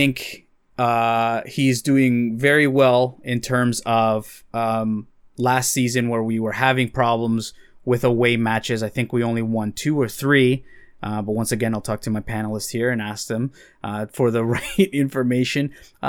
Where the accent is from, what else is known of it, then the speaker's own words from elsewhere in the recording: El Salvador; mainly El Salvador, of course, whenever my home country can play.